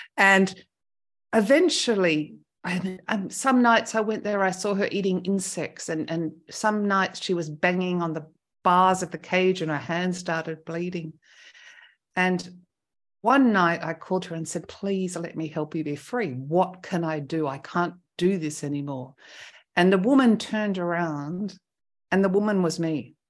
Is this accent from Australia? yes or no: yes; Australia; moved away as an adult; now in France; first winter as an Australian was pretty cold.